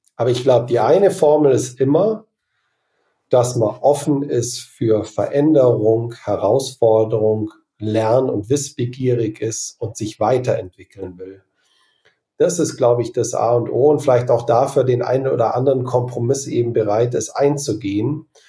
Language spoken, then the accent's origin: German; Germany; moved away as an adult; also born or lived in Australia; ich wieder zurück nach Deutschland kommen möchte